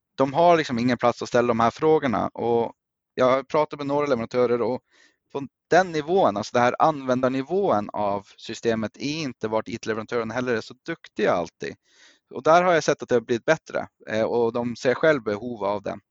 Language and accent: Swedish; Norway; also born or lived in Östersund, Sweden; now in Sweden; Jag är själv norrman som grund